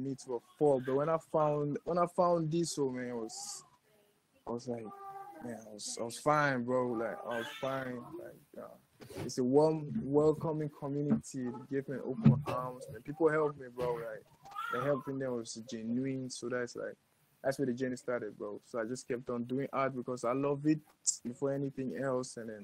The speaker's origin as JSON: {"language": "English", "country": "Cameroon", "tie": "born or raised there", "said": "I'm born, raised African, and I'm Cameroonian. So that's what's up. I'm from Cameroon."}